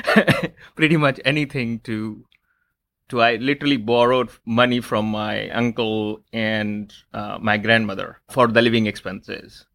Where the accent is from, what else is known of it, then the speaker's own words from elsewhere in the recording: Lucknow, Uttar Pradesh, India; I was born in India, in in one of the smaller cities in India called Lucknow.